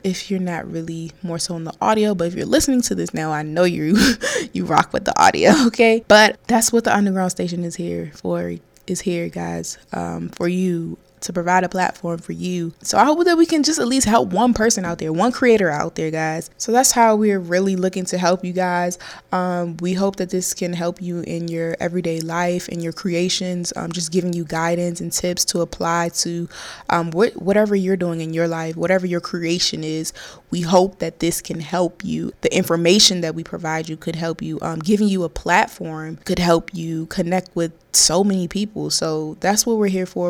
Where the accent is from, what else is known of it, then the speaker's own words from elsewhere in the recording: Maryland, United States; also born or lived in North Carolina; I am from Maryland